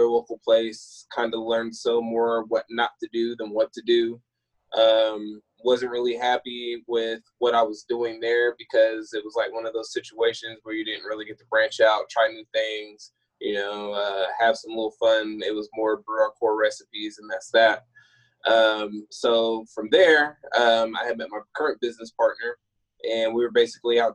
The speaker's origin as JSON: {"language": "English", "town": "Rancho Cordova", "region": "California", "country": "United States", "moved": "as an adult", "lives_now": "Texas, United States", "said": "I'm originally from Rancho Cordova, which is like a Sacramento suburb"}